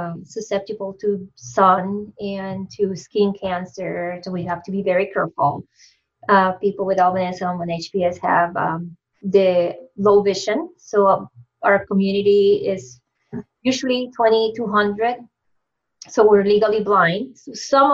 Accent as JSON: {"language": "English", "town": "Ponce", "country": "Puerto Rico", "tie": "born or raised there", "also_born_or_lived": "Binghamton, New York", "moved": "as an adult", "lives_now": "Massachusetts, United States", "said": "I am originally from Puerto Rico. Came to the States to do my master's in psychobiology"}